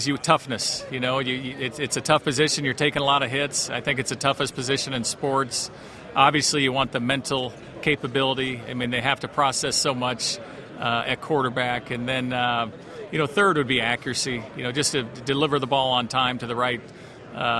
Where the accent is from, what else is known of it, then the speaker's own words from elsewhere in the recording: Los Angeles, California, United States; moved away as an adult; now in Denver, United States; growing up in Los Angeles